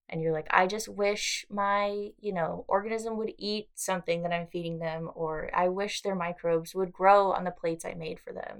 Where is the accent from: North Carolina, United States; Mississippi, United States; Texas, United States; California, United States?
California, United States; Los Angeles; now in Australia; I'm from LA, so it's, like, you know, there's people everywhere